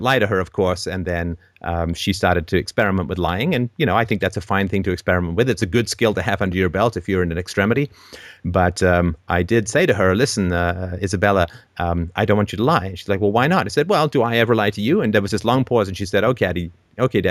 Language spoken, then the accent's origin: English; England, United Kingdom; I was raised in England as a Christian